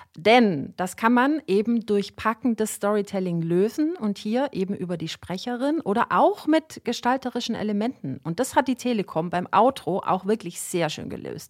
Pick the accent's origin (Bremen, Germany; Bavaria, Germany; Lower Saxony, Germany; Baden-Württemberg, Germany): Baden-Württemberg, Germany; Swabia; Als Schwäbin